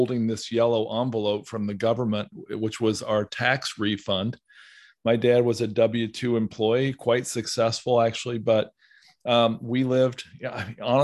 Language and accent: English; Southern Ohio, United States; I grew up in Southern Ohio